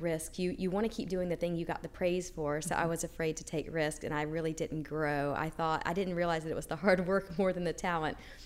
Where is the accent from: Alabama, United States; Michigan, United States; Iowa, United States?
Alabama, United States; Mobile; I grew up in Mobile, Alabama